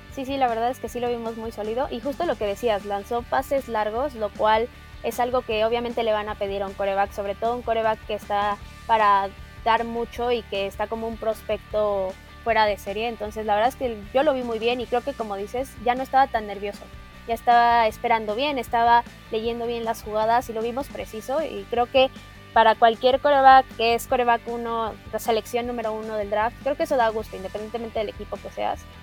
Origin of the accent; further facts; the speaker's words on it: Mexico; como mexicanos